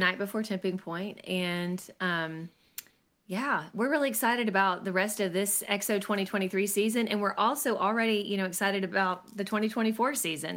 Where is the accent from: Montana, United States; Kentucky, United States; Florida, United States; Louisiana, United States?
Kentucky, United States; Lexington; I was born and raised in Lexington, Kentucky